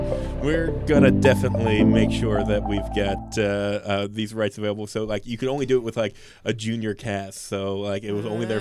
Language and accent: English; St. Clairsville, Ohio, United States; I'm originally from St. Clairsville, Ohio.